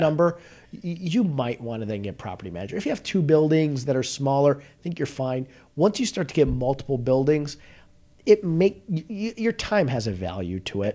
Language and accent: English; Northbrook, Illinois, United States; I grew up in Northbrook